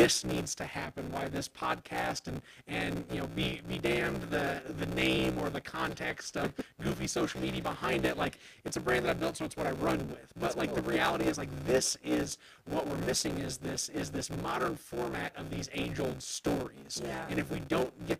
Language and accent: English; Carbondale, United States; I'm from Carbondale generations and generations back, live on a road named for, you know, my great-grandfather and a house that my grandpa built in 1964